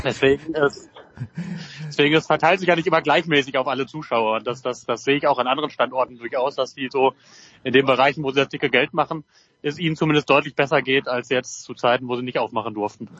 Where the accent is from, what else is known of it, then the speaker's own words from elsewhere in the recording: North Rhine-Westphalia, Germany; als Westfale